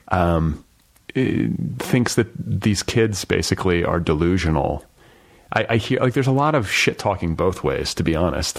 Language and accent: English; United States; the privilege of growing up here